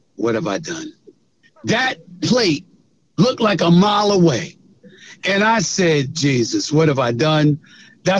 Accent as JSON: {"language": "English", "town": "New York City", "region": "New York", "country": "United States", "tie": "born or raised there", "also_born_or_lived": "The Bronx, New York", "said": "I grew up born in the Bronx, but raised in Queens, Hollis, Queens, since I was 1 year old"}